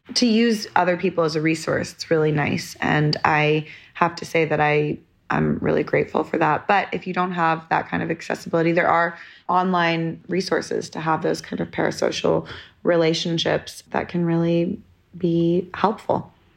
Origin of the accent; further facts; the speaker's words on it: London, United Kingdom; moved away; also born or lived in New York; I was born in London